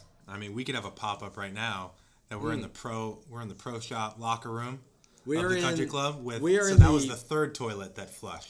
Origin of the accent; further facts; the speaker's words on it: St. Louis, Missouri, United States; Bellerive, which is in my hometown. Yes. In St. Louis